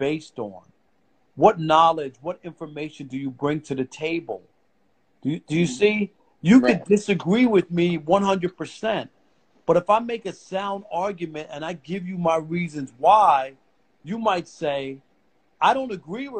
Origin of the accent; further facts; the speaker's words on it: New York City, New York, United States; I was a kid growing up in New York, and I was on the high school newspaper. I went to Martin Van Buren High School in Queens Village, New York